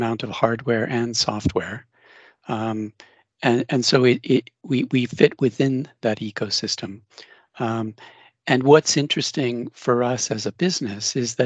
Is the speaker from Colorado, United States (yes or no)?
yes; Denver, Colorado, United States; now in Cambridge, United Kingdom; I'm originally from Denver